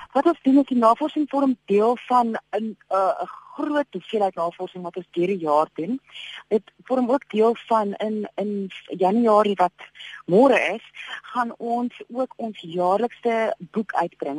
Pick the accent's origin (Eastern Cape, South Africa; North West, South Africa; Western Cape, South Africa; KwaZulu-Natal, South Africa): Eastern Cape, South Africa; Port Elizabeth; now in Bloemfontein, South Africa; Port Elizabeth is natuurlik my my geboortedorp